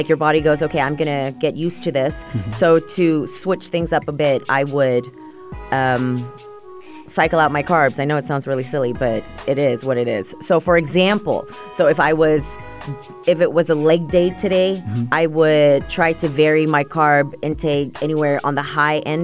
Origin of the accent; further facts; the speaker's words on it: Malaysia; moved away; I was born and raised in Malaysia